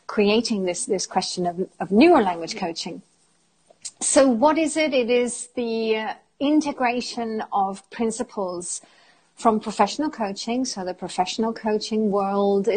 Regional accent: England, United Kingdom; moved away as an adult; also born or lived in Germany / Italy / France; now in Spain; I am British, although I consider myself to be quite European as I've lived outside of England for many, many years

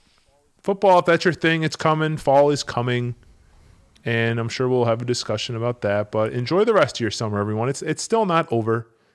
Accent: Cleveland, Ohio, United States; now in Buffalo, United States; I live in Buffalo. I'm originally from Cleveland, so I don't have any emotional investment to the Bills.

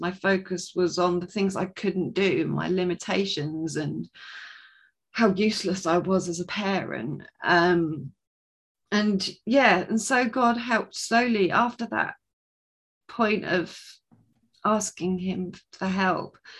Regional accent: Sussex, South East England, United Kingdom; I am from Sussex in England, so just on the south coast there

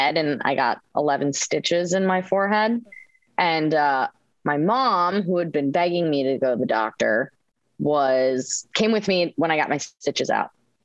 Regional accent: Spicer, Minnesota, United States; moved away as an adult; also born or lived in Orlando, Florida; born and raised in Spicer, Minnesota

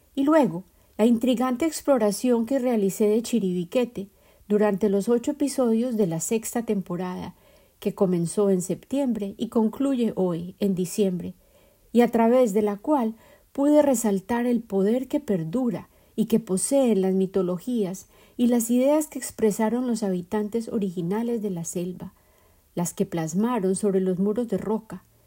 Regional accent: Colombia; moved away; mi país de origen, Colombia

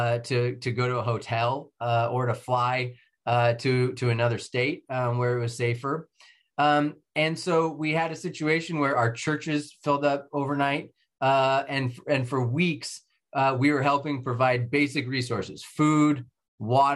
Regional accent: Novato, California, United States; ultimately became mayor of Novato as my hometown

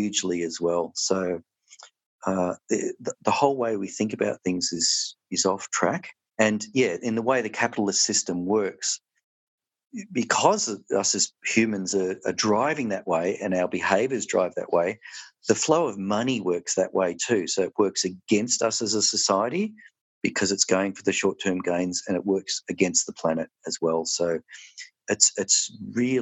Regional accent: Melbourne, Victoria, Australia; moved away as an adult; now in Tasmania, Australia; I'm from Melbourne originally.

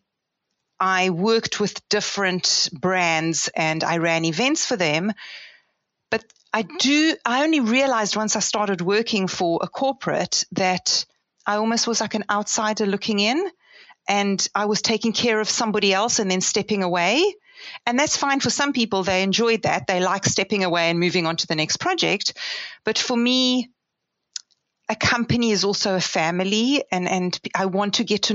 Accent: South Africa; also born or lived in Israel; now in United Kingdom; I was born in Israel, but I moved to South Africa when I was 8 years old. So I consider myself quite South African. Grew up in South Africa, went to school in South Africa

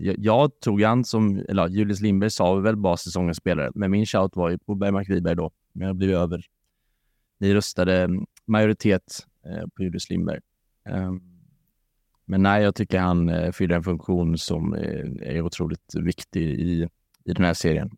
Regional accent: Varberg, Halland County, Sweden; Jag är från Varberg

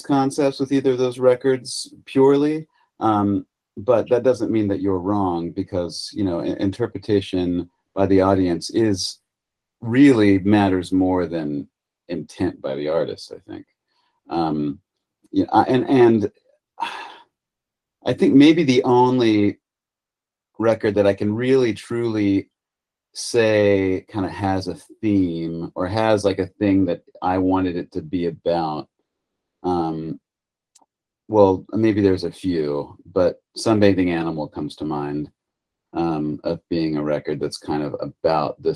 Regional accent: United States; as an American

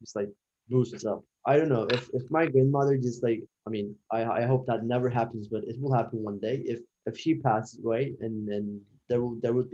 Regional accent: Turkey; I'm from Turkey. I'm 16

